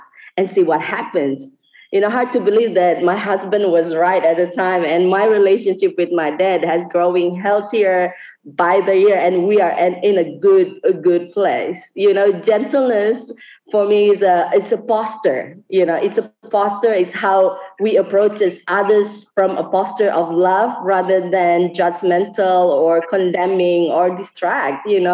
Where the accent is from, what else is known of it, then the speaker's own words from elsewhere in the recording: West Timor, East Nusa Tenggara, Indonesia; now in Bali, Indonesia; I live in Bali now, but I'm not Balinese. I'm from West Timor